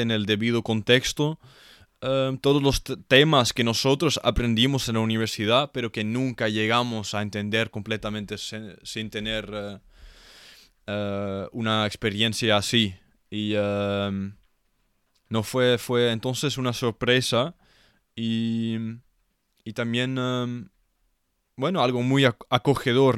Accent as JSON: {"language": "Spanish", "country": "Netherlands", "second_language": "Spanish", "said": "yo como un holandés, un europeo"}